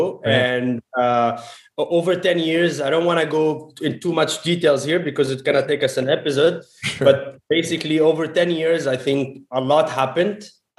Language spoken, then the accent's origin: English; Montreal, Quebec, Canada; also born or lived in Tunis, Tunisia; So Tunisia is my home country. I was born in Tunis. I was born in Tunisia. My family moved to Canada when I was 12 in 1995.